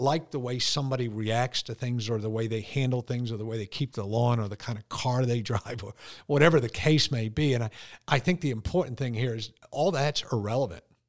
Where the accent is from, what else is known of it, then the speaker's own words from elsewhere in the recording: Connecticut, United States; me being born and raised in Connecticut